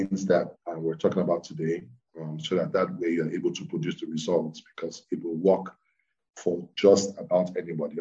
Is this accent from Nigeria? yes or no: yes; Ibadan, Oyo, Nigeria; moved away as an adult; also born or lived in Lagos; I grew up in Ibadan